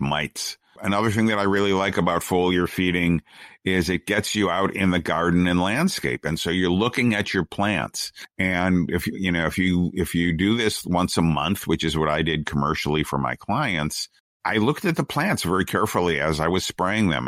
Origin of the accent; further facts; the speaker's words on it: United States; we're an American, we're Americans